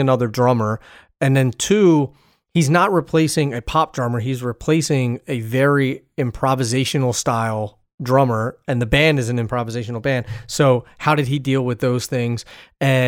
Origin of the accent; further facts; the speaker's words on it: Philadelphia, Pennsylvania, United States; I'm from Philadelphia, or outside of Philadelphia is where I'm from, but I call Philly home